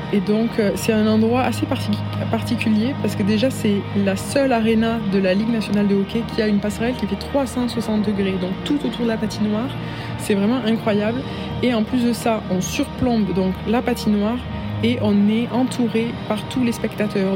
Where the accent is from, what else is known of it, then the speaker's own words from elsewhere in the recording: Albi, Occitania, France; moved away as an adult; also born or lived in Sheffield, United Kingdom; now in Montreal, Canada; je suis originaire d'Albi dans le sud de la France et j'habite à l'étranger depuis 2017